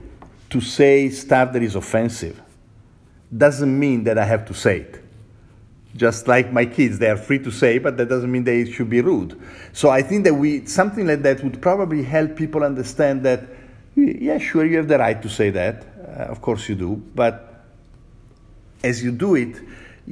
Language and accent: English; Italy; English is a second language; now in United States; I'm Italian. My mom comes from Northern Italy. My father comes from Southern Italy